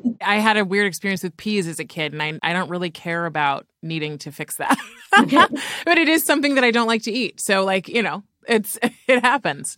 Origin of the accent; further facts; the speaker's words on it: California, United States; I grew up in California